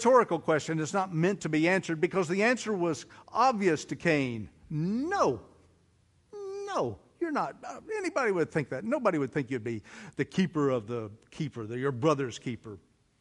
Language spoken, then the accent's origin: English; Oklahoma, United States; I'm from Oklahoma